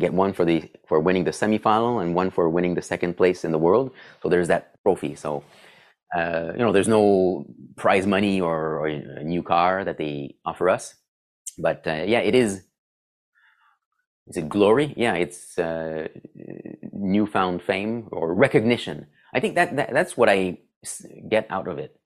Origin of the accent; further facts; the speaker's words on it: Ottawa, Ontario, Canada; accent: French-Canadian; now in Sudbury, Canada; I grew up in Ottawa